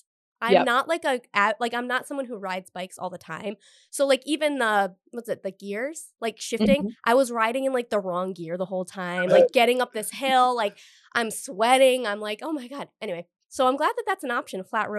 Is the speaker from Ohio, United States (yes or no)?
no; Cumberland, Rhode Island, United States; I'm from Cumberland, right, in Rhode Island. So it's like, there were like a lot of back roads and neighborhoods